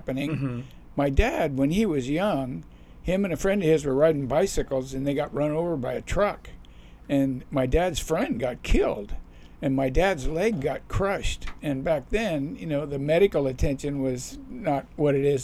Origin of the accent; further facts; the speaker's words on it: Seal Beach, California, United States; I grew up in Seal Beach, California, but I went to high school in Huntington Beach